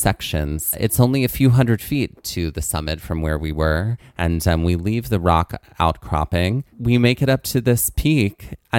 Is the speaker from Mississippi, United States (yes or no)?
yes; Mississippi, United States; moved away; I'm originally from Mississippi.